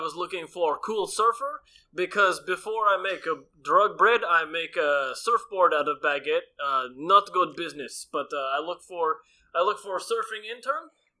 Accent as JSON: {"language": "English", "town": "Perry", "country": "United States", "said": "And I'm from Perry, which is spelled not like it sounds."}